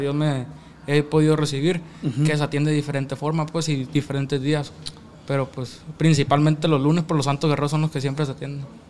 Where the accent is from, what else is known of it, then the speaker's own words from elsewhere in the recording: Mexico; also born or lived in Mesa, Arizona, United States; now in Mexicali, Mexico; yo soy Culiacán, Mexicali